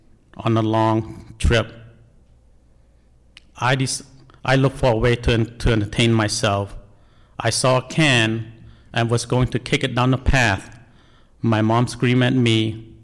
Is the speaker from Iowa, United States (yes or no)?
yes; Des Moines, Iowa, United States; English is a second language; also born or lived in Cambodia; People in training always ask me where I'm from, expect me to say Cambodia. I'm from Iowa, Des Moines, my home.